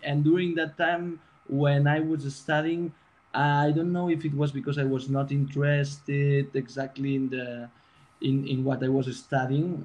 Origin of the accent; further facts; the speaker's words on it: Barcelona, Catalonia, Spain; moved away as an adult; now in London, United Kingdom; I'm from Barcelona